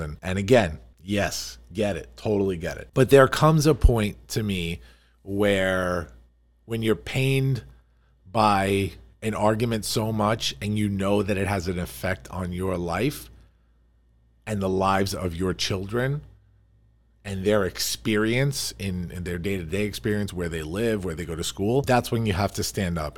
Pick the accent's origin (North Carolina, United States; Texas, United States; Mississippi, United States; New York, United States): New York, United States; Farmingdale; I grew up here